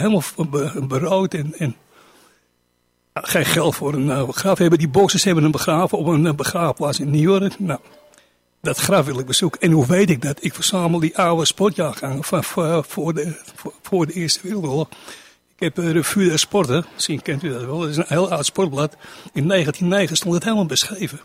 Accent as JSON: {"language": "Dutch", "town": "Amsterdam", "region": "North Holland", "country": "Netherlands", "said": "ik kom uit de Niemarkbuurt"}